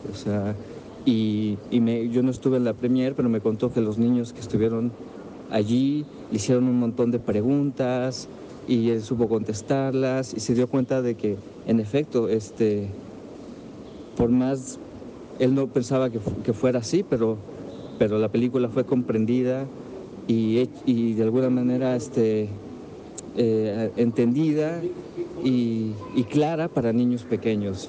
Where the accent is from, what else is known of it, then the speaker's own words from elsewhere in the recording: Mexico; los que escribimos sobre cine y que somos mexicanos